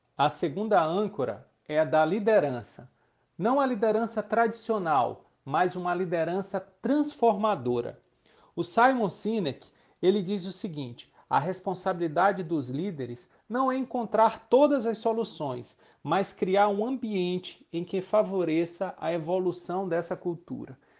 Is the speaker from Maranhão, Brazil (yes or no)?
yes; Maranhão, Brazil; sou maranhense, sou casado